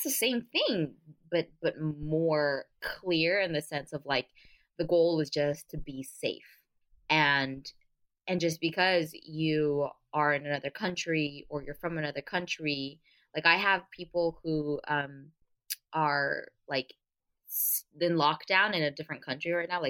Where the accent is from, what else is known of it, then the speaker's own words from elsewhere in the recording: San Gabriel Valley, California, United States; also born or lived in Orange County, California; I grew up in the San Gabriel Valley, so I've most of my life I lived in Orange County for a little bit